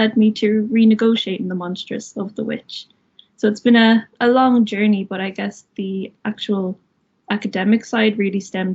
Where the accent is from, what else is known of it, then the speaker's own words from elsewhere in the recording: Wexford, Leinster, Ireland; moved away as an adult; now in Limerick, Ireland; I'm originally from Wexford